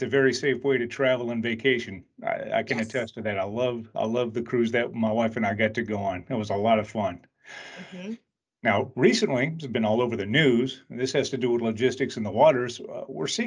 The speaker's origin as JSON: {"language": "English", "region": "Louisiana", "country": "United States", "said": "I'm from Louisiana"}